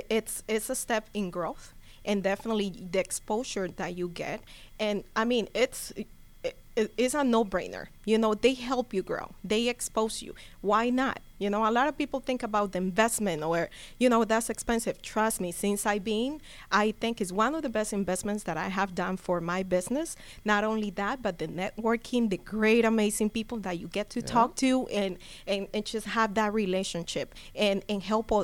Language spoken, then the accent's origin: English; Cali, Valle del Cauca, Colombia; now in Gwinnett County, United States; I'm from Cali. Okay. Yes, I'm from Cali. So that's the great thing. That's the other benefit. You know, I can do it in Spanish. I can do it in English.